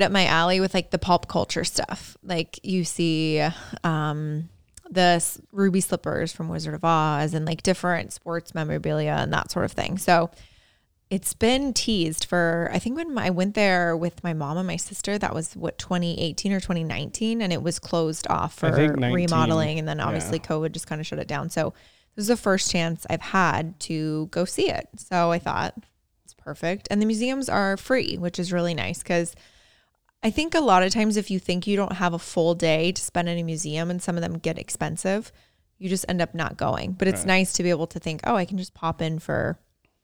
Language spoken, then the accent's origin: English; Indiana, United States; moved away; I grew up in Indiana shoveling snow off my car to go to school uphill both ways